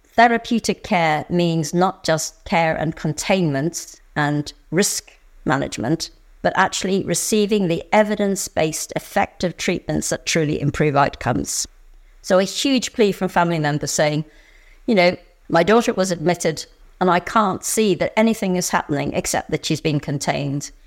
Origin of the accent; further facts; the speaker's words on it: Northern Ireland, United Kingdom; I grew up in Northern Ireland, and I grew up in a community